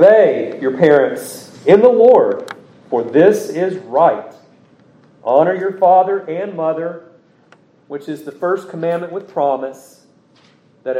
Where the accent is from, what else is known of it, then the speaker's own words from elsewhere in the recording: United States; as an American, as a son of this state where our forefathers fought